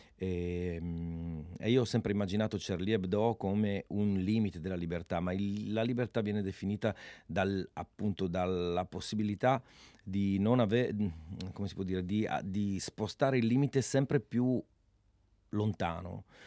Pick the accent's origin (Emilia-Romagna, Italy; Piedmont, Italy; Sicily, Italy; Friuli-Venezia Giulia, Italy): Friuli-Venezia Giulia, Italy